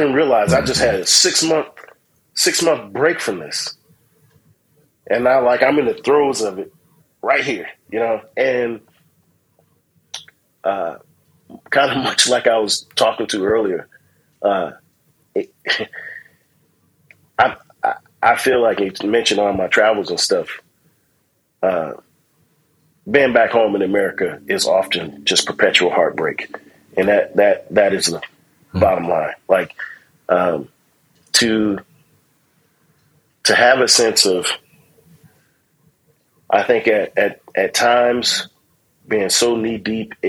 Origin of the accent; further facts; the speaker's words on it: United States; I'm American.